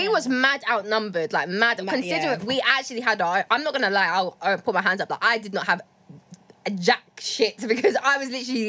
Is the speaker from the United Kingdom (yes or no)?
yes; London, United Kingdom; we're from London